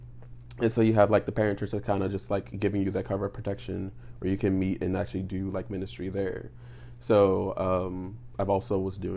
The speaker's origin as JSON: {"language": "English", "town": "New Orleans", "region": "Louisiana", "country": "United States", "said": "like I said, I'm 27 years old. I am originally from New Orleans, Louisiana."}